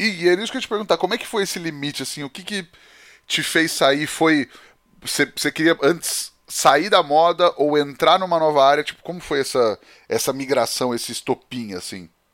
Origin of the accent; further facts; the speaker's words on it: Penápolis, São Paulo, Brazil; eu cresci em Penápolis, né, no interior de São Paulo, aqui mais para trás de Bauru